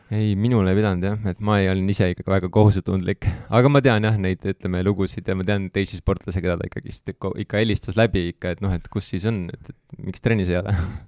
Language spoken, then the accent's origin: Estonian; Tallinn, Harju County, Estonia; ma olen sealt Kristiine kandist